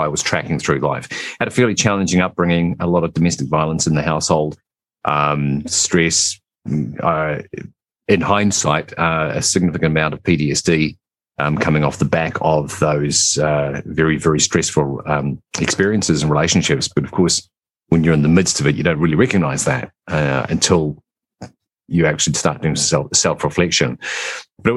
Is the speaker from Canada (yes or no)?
no; New Zealand; also born or lived in England; So I live in New Zealand, but originally I was born in England. We immigrated here when I was just a small child.